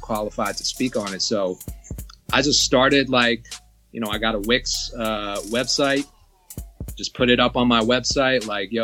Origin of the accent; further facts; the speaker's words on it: Georgia, United States; you're from my home state